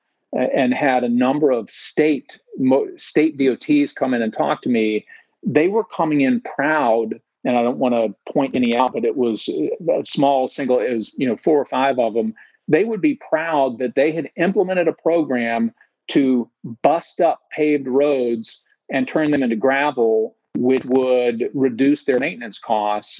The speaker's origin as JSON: {"language": "English", "region": "Tennessee", "country": "United States", "said": "I was from Tennessee"}